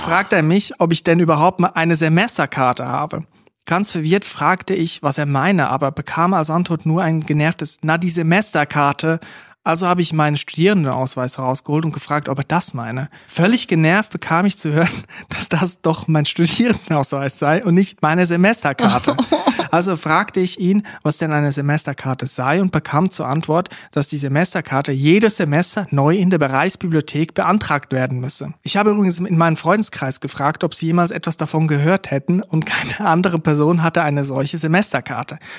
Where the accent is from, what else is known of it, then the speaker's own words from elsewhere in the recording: Switzerland; Ich komme aus der Schweiz